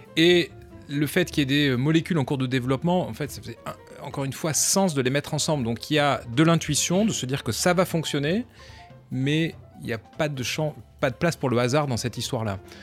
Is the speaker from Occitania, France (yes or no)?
yes; Montpellier, Occitania, France; moved away as an adult; now in Paris, France; je viens du sud de la France, donc j'ai un tempérament un peu méditerranéen, je viens de Montpellier.